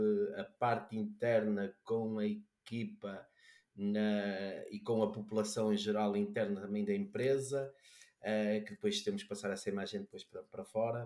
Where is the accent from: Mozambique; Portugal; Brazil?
Portugal; Braga, Norte; sou, sou, de Braga, mas vou para Lisboa